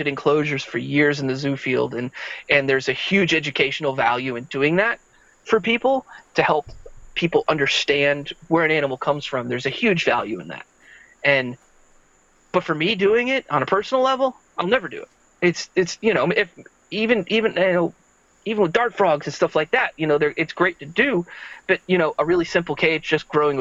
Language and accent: English; Central Florida, United States; I grew up in Central Florida